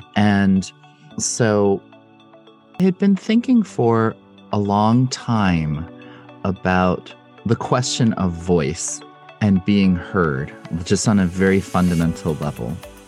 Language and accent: English; United States; I'm Korean American